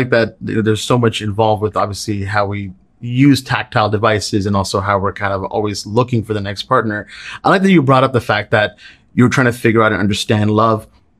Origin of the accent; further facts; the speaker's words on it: Canada; me being a Pakistani Canadian, which is, wow, shocking to me.